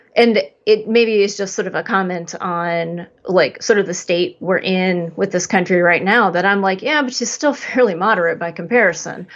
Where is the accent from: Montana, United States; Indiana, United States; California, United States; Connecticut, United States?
Indiana, United States; Indianapolis; moved away; When I'm back in Indianapolis